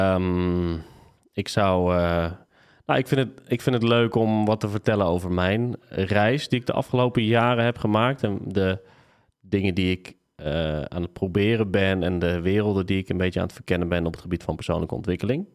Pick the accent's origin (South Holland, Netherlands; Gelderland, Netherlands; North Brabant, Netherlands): Gelderland, Netherlands; Tiel; moved away as an adult; also born or lived in Nijmegen; Ik ben geboren en getogen in Tiel.